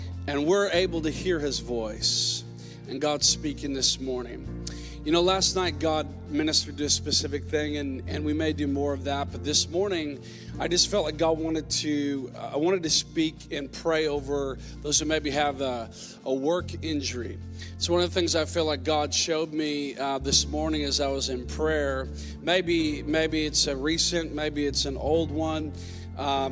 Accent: Minnesota, United States; moved away; I'm originally from Minnesota

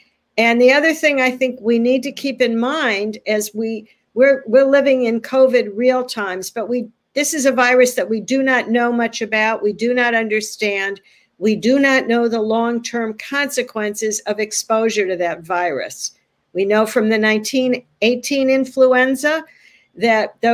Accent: California, United States; now in Philadelphia, United States; as a Californian

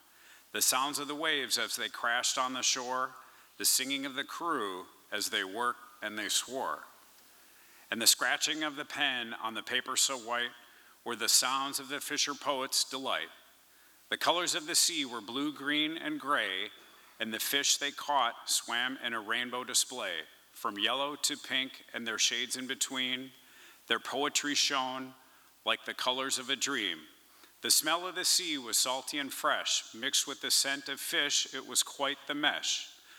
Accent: Portland, Oregon, United States; I'm from Portland.

